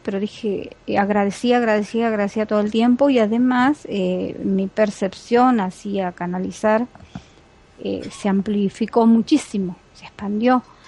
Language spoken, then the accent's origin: Spanish; Argentina; soy argentina